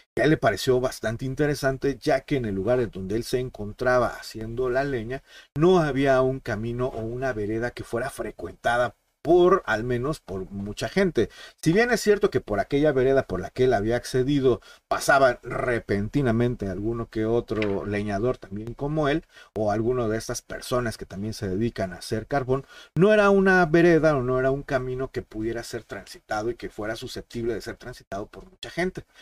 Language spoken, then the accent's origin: Spanish; Mexico; los que somos mexicanos